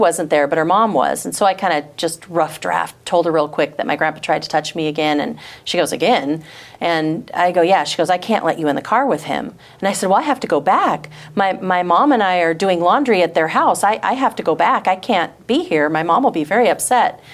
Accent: Michigan, United States; also born or lived in Washington; My parents got divorced when I was 5, and so my mom and I moved to Michigan from Washington

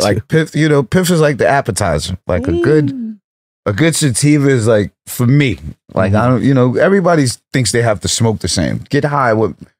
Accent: New York, United States; So, you know, I'm from New York, but my lungs are from California.

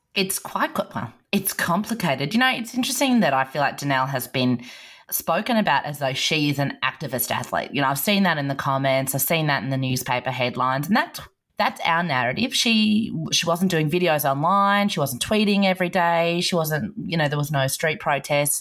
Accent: Australia; as an Australian

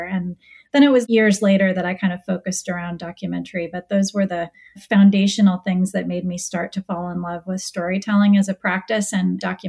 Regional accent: Bainbridge Island, Washington, United States; I grew up on Bainbridge Island, which is a little island near Seattle.

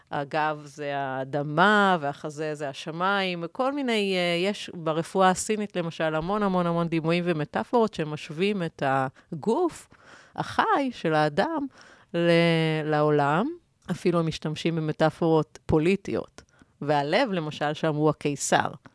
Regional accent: Israel; אנחנו כיהודים ישראלים

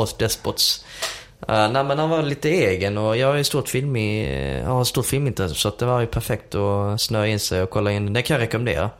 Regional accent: Sweden; jag är från Sverige

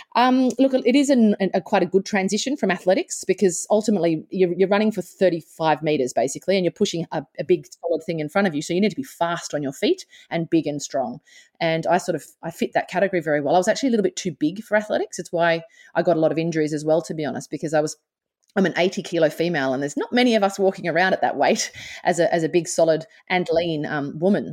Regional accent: Australia; born or raised there

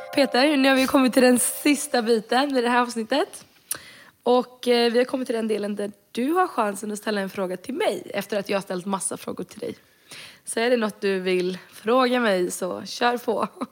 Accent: Sweden; jag är född och vuxen i Sverige

